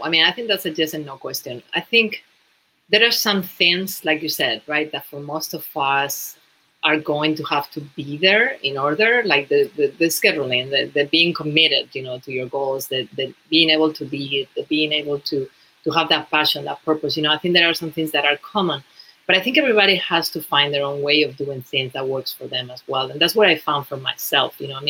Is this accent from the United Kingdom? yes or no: no; Spain; English is a second language; moved away as an adult; When I moved to New York from Spain, you know, originally, I was just working, doing some sales.